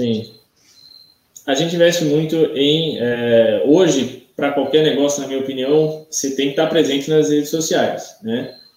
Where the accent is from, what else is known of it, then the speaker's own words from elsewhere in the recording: Santa Catarina, Brazil; Eu sou daqui de Santa Catarina